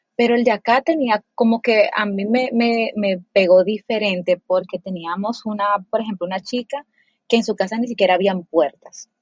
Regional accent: Dominican Republic; moved away; also born or lived in Mexico / Colombia; yo soy dominicana

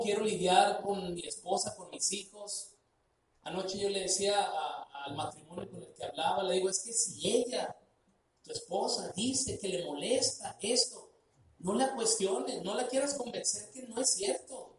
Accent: Sinaloa, Mexico; Somos mexicanos, se nota que somos mexicanos, somos sinaloenses, pues se nota que somos de Sinaloa

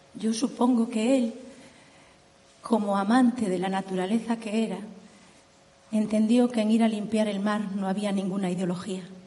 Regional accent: Agolada, Galicia, Spain; somos de Agolada, un pueblo pequeño del interior de Galicia

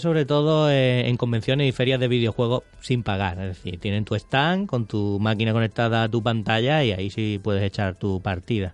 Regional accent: Spain; somos españoles

